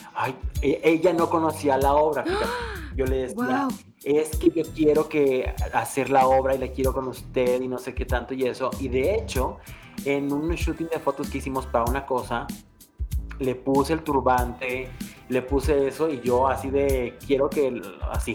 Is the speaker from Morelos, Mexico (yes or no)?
yes; Morelos, Mexico; moved away as an adult; now in Mexico City, Mexico; me urgía terminar de estudiar para venirme a la Ciudad de México, porque yo soy de Morelos